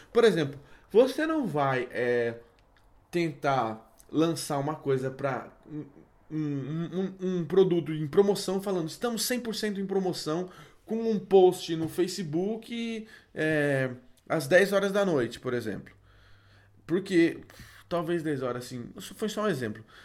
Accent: Brazil; nós, como bons brasileiros

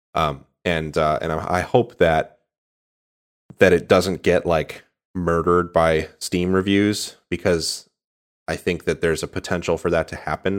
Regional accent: Michigan, United States; I'm from Michigan, so I've spent a lot of time in Ohio

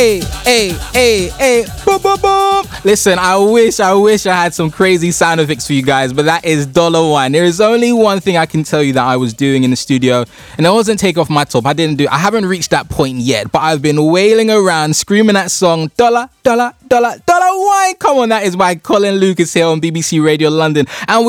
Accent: Grenada; Grenada, where my home country

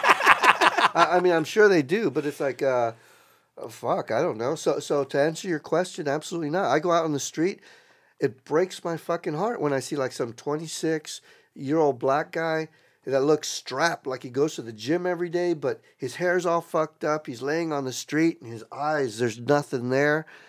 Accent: South Texas, United States; moved away; I grew up in South Texas, that was like ninety-five percent Latinos, brown

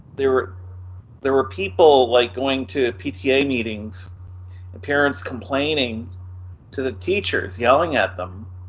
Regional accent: Moncton, New Brunswick, Canada; growing up in Moncton, New Brunswick, when I was in high school

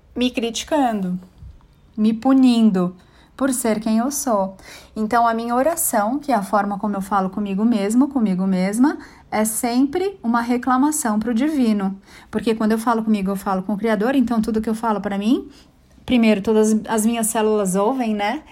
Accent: São Paulo, Brazil; also born or lived in Bangu, Rio de Janeiro / São Bernardo do Campo; fui crescendo, vim para São Paulo. Vim morar primeiro em São Bernardo, depois em São Paulo e comecei a estudar num colégio, numa escola bem bacaninha, que foi onde eu estudei a vida inteira, desde o primário

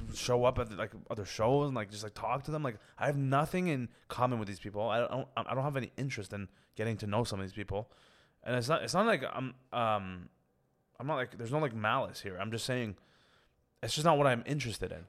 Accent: Toronto, Ontario, Canada; I grew up in Scarborough

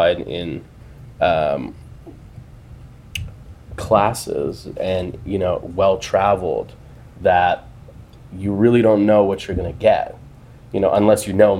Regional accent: Canada; I'm Canadian

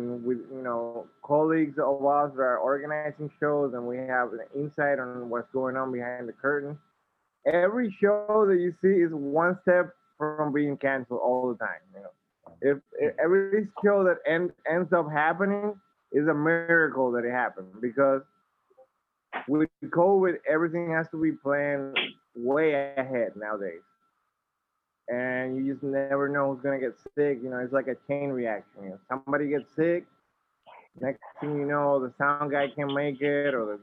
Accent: Dominican Republic; moved away; growing up in the Dominican Republic, a lot of these bands we grew up listening

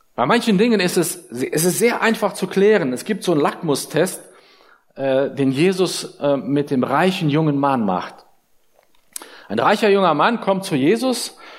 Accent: Germany; uns als Deutsche

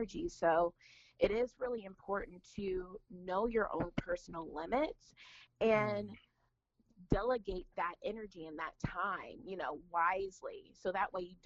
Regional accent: United States; moved away as an adult; now in Dayton, United States; I was raised in the Washington, D.C. area

